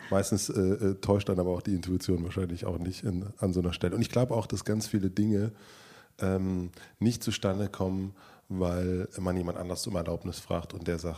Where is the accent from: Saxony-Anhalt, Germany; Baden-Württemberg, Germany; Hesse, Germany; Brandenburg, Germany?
Brandenburg, Germany; southern; aus Süd Südbrandenburg